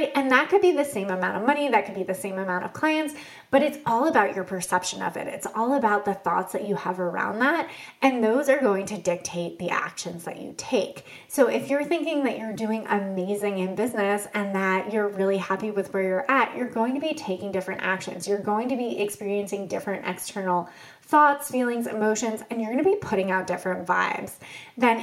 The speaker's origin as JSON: {"language": "English", "town": "Boston", "region": "Massachusetts", "country": "United States", "tie": "born or raised there", "said": "I grew up in the Boston area"}